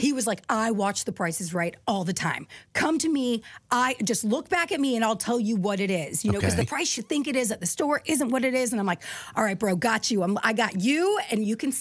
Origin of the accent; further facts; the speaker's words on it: Bakersfield, California, United States; I'm from Bakersfield